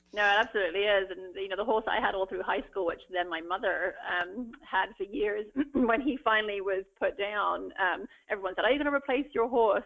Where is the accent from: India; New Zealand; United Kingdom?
United Kingdom; England; moved away as an adult; now in United States; I grew up uh, keeping horses in England